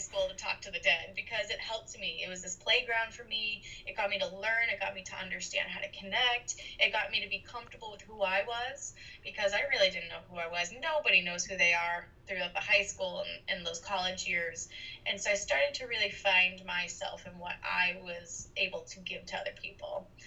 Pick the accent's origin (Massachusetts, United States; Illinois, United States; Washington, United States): Massachusetts, United States; Boston; now in Los Angeles, United States; I was born and raised in Boston, Massachusetts, and I now live in Los Angeles, California.